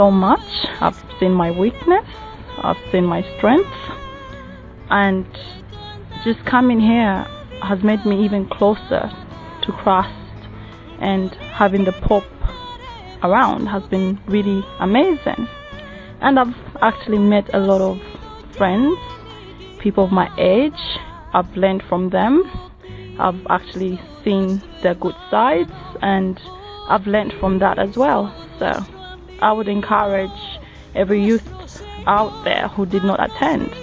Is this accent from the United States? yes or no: no; Zambia; I come from Zambia